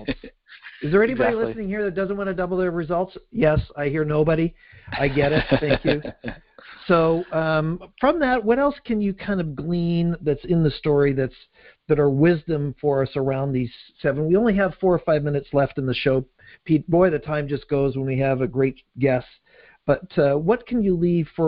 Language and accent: English; Canada; I'm Canadian.